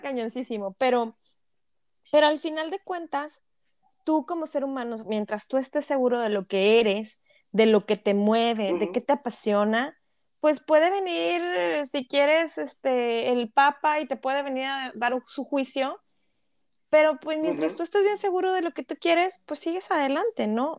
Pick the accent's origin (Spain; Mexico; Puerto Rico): Mexico; now in Canada; como mexicanos